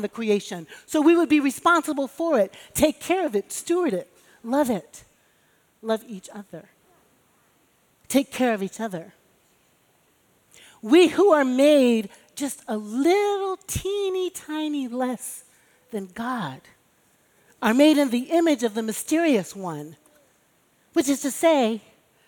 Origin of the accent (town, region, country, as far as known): Chicago, Illinois, United States; born or raised there; now in New York, United States